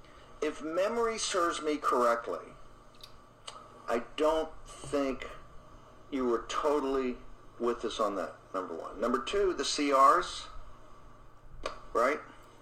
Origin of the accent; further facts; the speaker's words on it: Richmond, Virginia, United States; I'm a Southerner. Richmond, Virginia is my hometown.